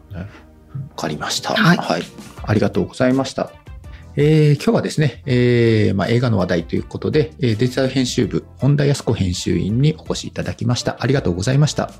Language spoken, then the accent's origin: Japanese; Kitakyushu, Fukuoka, Japan; 私ね、出身があの北九州の小倉なんで